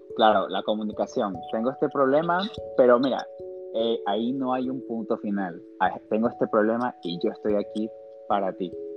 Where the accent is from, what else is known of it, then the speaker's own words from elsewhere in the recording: Guayaquil, Guayas, Ecuador; nosotros como guayaquileños